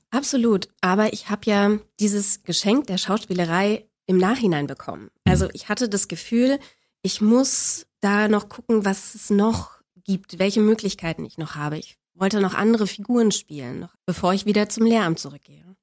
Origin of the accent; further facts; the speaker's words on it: Berlin, Germany; Ich bin in Spandau auf die Welt gekommen und da bin ich auch groß geworden.